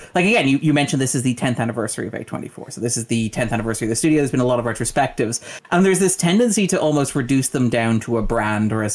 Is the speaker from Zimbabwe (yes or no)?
no; Ireland; as an Irish person